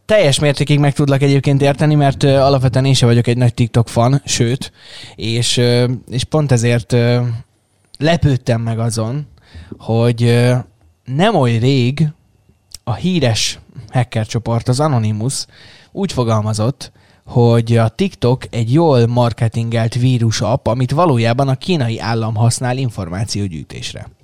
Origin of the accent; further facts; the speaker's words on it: Szeged, Csongrád-Csanád, Hungary; szegediek vagyunk, és azért így hazahúz a szívünk egy kicsit